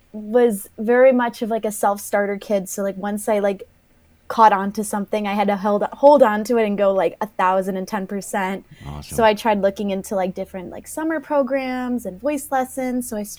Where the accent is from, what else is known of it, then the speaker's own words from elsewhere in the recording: Chicago, Illinois, United States; moved away as an adult; now in Omaha, United States; I'm from Chicago